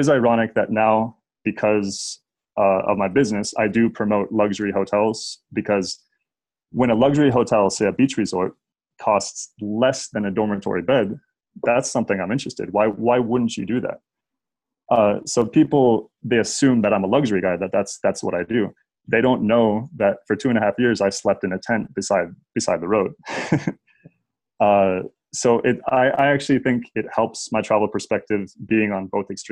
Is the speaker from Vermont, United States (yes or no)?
no; Nebraska, United States; I grew up in Nebraska.